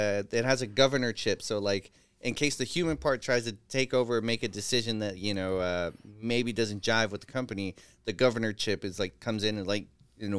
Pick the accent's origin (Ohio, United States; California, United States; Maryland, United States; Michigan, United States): California, United States; San Francisco; I'm from San Francisco.